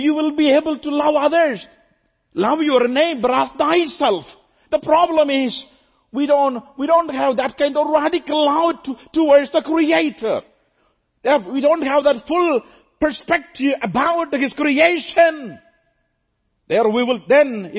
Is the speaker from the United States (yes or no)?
no; India; since I'm from India